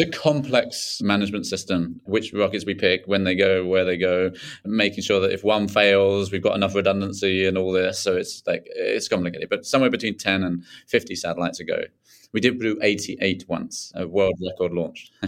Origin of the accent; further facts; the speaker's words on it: Tunbridge Wells, South East England, United Kingdom; just south of London, uh, at Tunbridge Wells, near Tunbridge Wells